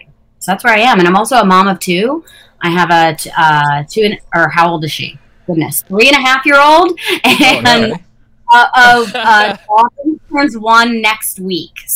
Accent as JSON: {"language": "English", "region": "New Jersey", "country": "United States", "moved": "yes", "lives_now": "Pennsylvania, United States", "said": "I am actually from New Jersey, but I've now officially spent more of my life in Pennsylvania than in New Jersey"}